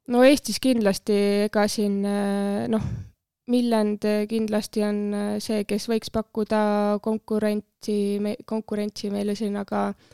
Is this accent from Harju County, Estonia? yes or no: yes; Tallinn, Harju County, Estonia; Männikul äh, kasvasin üles ja metsa ääres seal mõnus